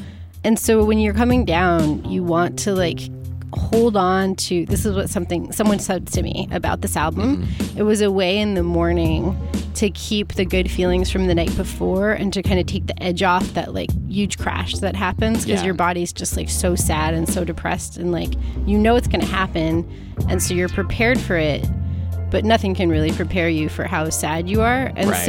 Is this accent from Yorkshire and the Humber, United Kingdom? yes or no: no; Bristol, South West England, United Kingdom; accent: Bristol; we are very proud that we are from Bristol.